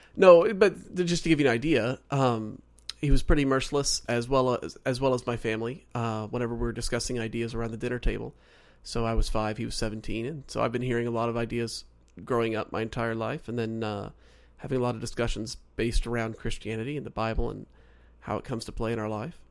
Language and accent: English; Oklahoma, United States; also born or lived in North Carolina; now in Southern California, United States; so originally I'm from Oklahoma. I was born and raised, well, I was raised there. I was born in North Carolina